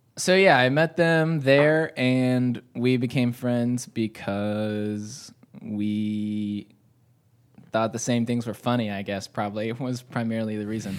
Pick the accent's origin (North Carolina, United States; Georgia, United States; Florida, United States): Georgia, United States; Dawsonville; also born or lived in Gainesville, Georgia; moved to Dawsonville, went to middle school and high school in Dawsonville.